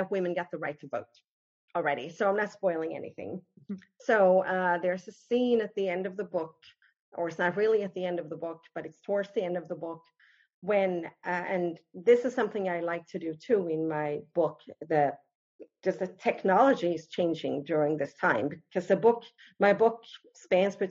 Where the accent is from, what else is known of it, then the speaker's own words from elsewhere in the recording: Helsingborg, Skåne, Sweden; moved away as an adult; now in United States; my own hometown, Helsingborg